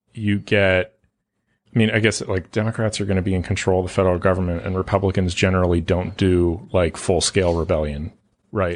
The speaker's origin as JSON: {"language": "English", "region": "California", "country": "United States", "moved": "yes", "said": "I'm from California"}